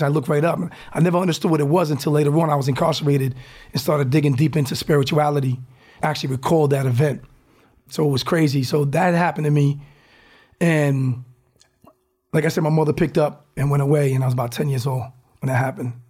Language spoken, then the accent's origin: English; Newport, Rhode Island, United States; moved away as an adult; now in Silicon Valley, United States